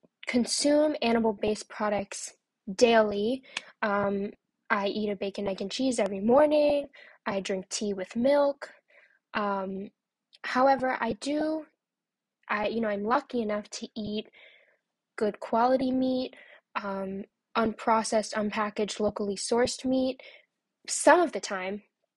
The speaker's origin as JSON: {"language": "English", "town": "New York City", "region": "New York", "country": "United States", "said": "As a New Yorker myself, and you know, feeling very identified with being from New York"}